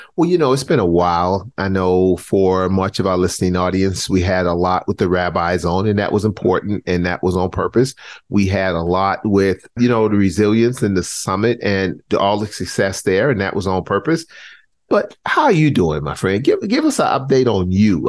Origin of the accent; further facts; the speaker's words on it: Charleston, South Carolina, United States; I grew up in Charleston, South Carolina.